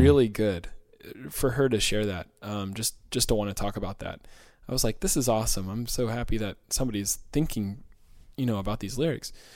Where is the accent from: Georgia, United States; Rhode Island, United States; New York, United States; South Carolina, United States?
Georgia, United States; moved away; I grew up in Georgia